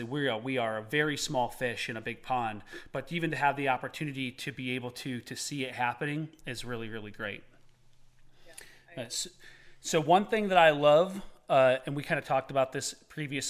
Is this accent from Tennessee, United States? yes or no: yes; Eastern Tennessee, United States; we're from Eastern Tennessee